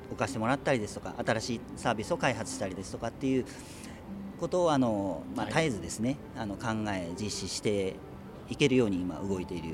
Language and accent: Japanese; Tochigi, Japan; moved away as an adult; now in Kamishihoro, Japan; 本州はあの栃木県なんですけ